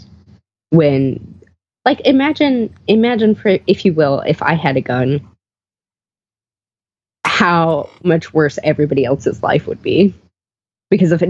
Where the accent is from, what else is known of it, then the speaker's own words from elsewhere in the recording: Texas, United States; I am from Texas. Like, I'm genuinely from Texas.